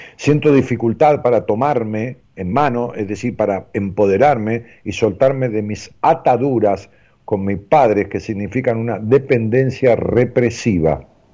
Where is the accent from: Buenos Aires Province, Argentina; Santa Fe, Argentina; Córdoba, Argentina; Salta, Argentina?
Buenos Aires Province, Argentina; Florencio Varela; Florencio Varela. Zona